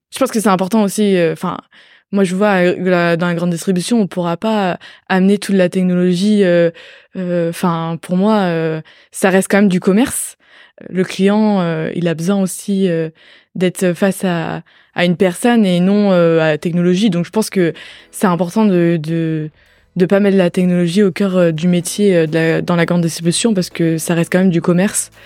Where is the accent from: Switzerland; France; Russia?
France; Brittany; moved away as an adult; now in Angers, France; je venais de Bretagne de base